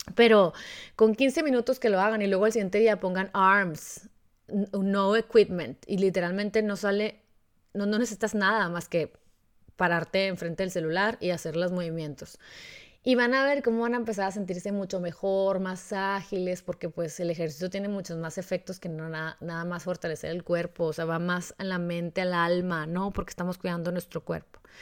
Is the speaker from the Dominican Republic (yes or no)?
no; Mexico; como mexicanos